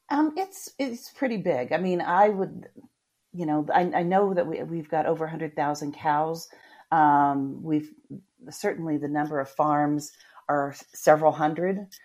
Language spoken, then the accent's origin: English; Midwest, United States; now in Florida, United States; I grew up in the Midwest, so I've had a lot of milk